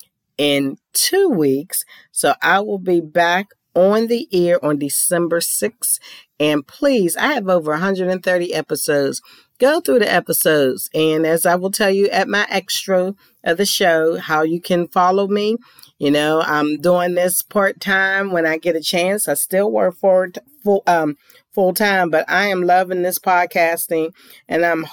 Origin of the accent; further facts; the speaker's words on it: Pittsburgh, Pennsylvania, United States; moved away; my hometown of Pittsburgh to visit family and friends